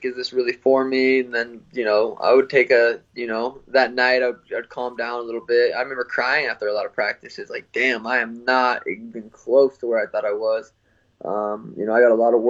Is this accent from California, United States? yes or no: no; Helena, Montana, United States; moved away; also born or lived in Phoenix; growing up in Helena, small town.